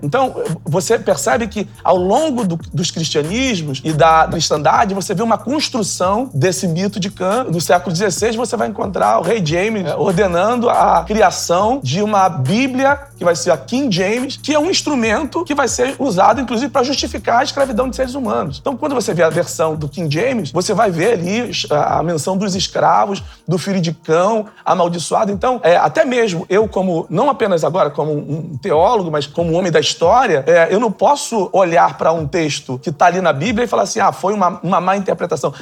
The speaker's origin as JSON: {"language": "Portuguese", "town": "São Gonçalo", "region": "Rio de Janeiro", "country": "Brazil", "tie": "born or raised there", "said": "A mães e pais de santos que acolheram a minha família nos barracões, é, que foram. É, que eram as grandes ágoras das favelas da, da, da década de 60 e 70, ali em São Gonçalo, que davam comida pra gente."}